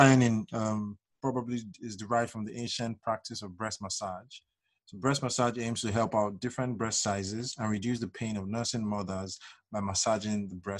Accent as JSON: {"language": "English", "country": "Nigeria", "tie": "born or raised there", "said": "Growing up as a regular child in Nigeria"}